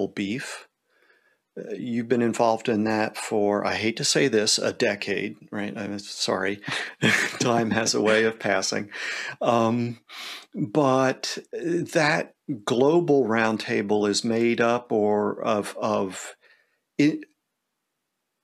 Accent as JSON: {"language": "English", "country": "United States", "said": "we're American here"}